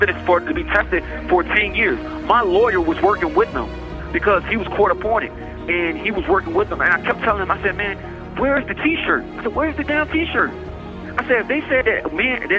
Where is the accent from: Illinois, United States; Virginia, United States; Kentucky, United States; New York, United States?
Virginia, United States; Richmond; I grew up in Richmond, Virginia